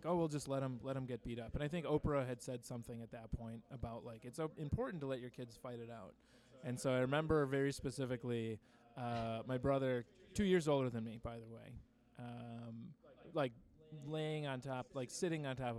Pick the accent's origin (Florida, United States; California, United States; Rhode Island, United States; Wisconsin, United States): Wisconsin, United States; Greenfield; also born or lived in Bay View, Milwaukee; I'm from Greenfield.